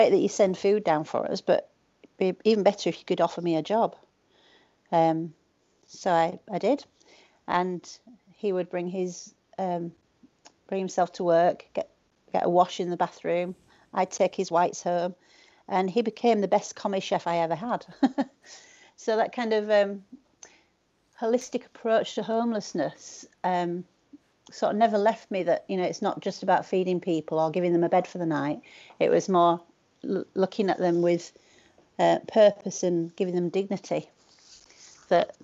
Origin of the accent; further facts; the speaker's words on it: Leeds, Yorkshire and the Humber, United Kingdom; also born or lived in Bradford; I grew up around Leeds and Bradford.